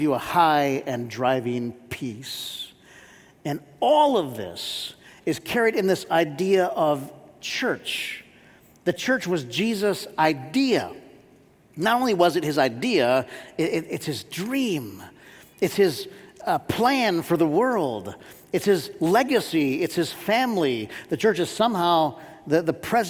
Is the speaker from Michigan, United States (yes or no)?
yes; Warren, Michigan, United States; I grew up in Warren, Michigan